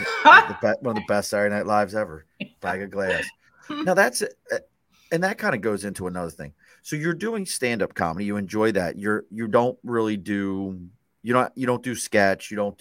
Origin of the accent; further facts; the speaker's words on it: Dundalk, Maryland, United States; moved away; back home where I grew up in Dundalk.